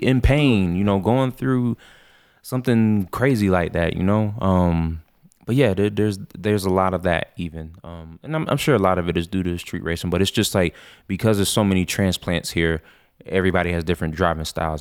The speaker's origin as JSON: {"language": "English", "town": "Orlando", "region": "Florida", "country": "United States", "moved": "as an adult", "lives_now": "Colorado, United States", "said": "I'm from Orlando area"}